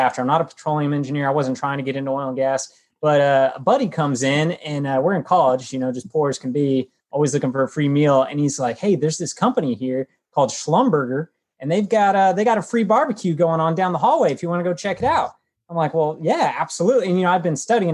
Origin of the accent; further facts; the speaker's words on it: Fort Worth, Texas, United States; also born or lived in Ohio; I grew up in Fort Worth, Texas